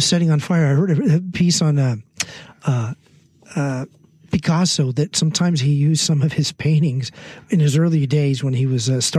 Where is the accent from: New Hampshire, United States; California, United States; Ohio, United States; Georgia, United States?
California, United States; San Mateo; San Mateo, California, my hometown.